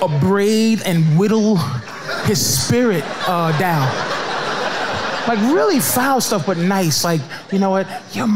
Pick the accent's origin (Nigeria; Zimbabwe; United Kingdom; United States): United States; Boston, Massachusetts; I'm from Boston, man. I got a PhD in white people, man. I grew up around them.